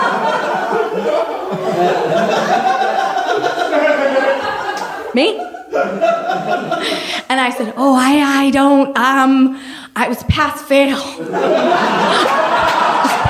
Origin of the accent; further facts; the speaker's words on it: Maine, United States; my family, growing up in Maine, we camped in the summer